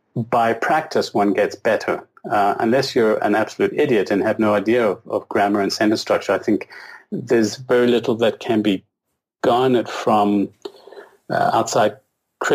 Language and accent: English; South Africa; now in Canada; I was born and raised in South Africa under a sort of, I guess, British influence